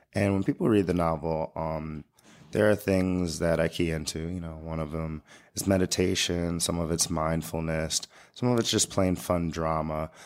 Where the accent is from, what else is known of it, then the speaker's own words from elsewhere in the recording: United States; also born or lived in Long Island; as an American